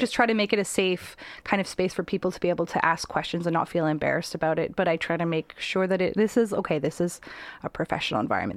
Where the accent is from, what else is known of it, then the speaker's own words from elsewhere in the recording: Abbotsford, British Columbia, Canada; I grew up in Abbotsford as a teenager.